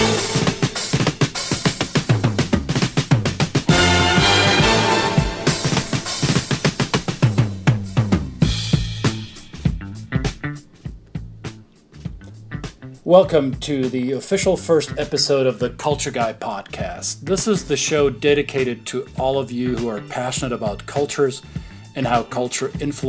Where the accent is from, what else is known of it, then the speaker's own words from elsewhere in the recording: Germany; moved away; I'm originally from Germany